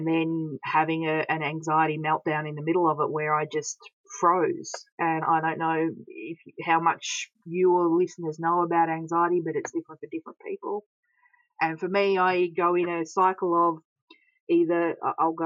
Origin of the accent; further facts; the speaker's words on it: Bendigo, Victoria, Australia; I grew up in Bendigo playing around all of these mine shafts that I've now been researching